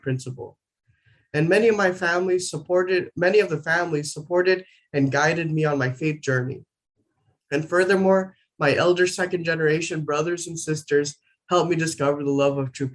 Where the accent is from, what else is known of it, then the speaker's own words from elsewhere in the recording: Arizona, United States; also born or lived in New Mexico; I was born in New Mexico and raised in Arizona